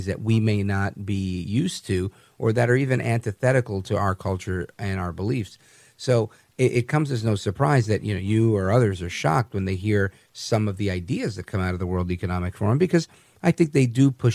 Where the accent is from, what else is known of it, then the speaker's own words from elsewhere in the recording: the West, United States; I grew up in the West from a Hispanic family, very faith-centered.